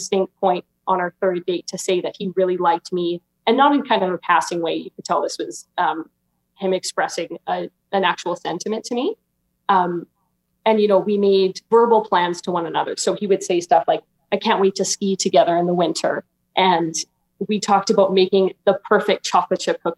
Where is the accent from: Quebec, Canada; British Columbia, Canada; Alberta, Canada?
Alberta, Canada; I'm 23 and I'm from Alberta, Canada